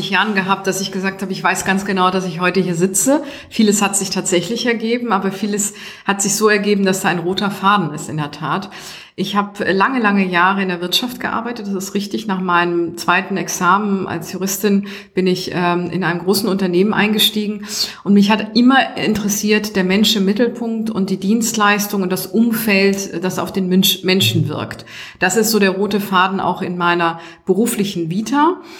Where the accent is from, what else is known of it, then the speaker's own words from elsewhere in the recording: Hamburg, Germany; jetzt heute wieder in meiner Heimatstadt zu sein